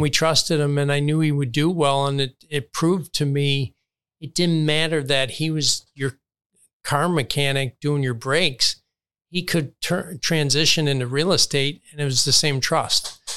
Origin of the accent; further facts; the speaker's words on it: Chicago, Illinois, United States; now in Palm Beach County, United States; I grew up in Chicago, saw Michael play forty times.